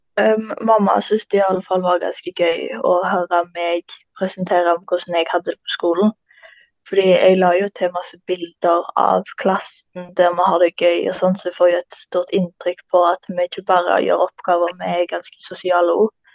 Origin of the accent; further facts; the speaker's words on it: Karmøy, Rogaland, Norway; Jeg kommer fra en plass etter Karmøy og går på Stangeland ungdomsskole.